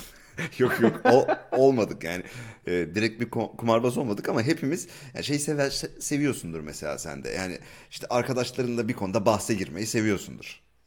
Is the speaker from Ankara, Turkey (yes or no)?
yes; Ankara, Turkey; moved away; Ben de Ankaralıyım.